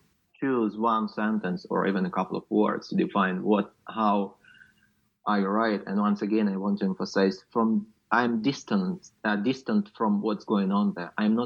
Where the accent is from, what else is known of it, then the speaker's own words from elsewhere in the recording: Luhansk Oblast, Ukraine; moved away as an adult; I'm from Luhansk region, which is just unreachable right now, and I'm not sure when and if ever I will go back.